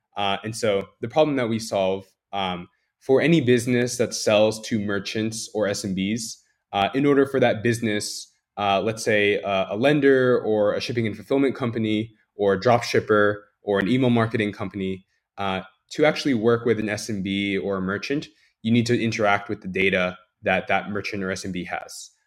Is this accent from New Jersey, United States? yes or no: yes; New Jersey, United States; moved away; I grew up in Jersey my entire life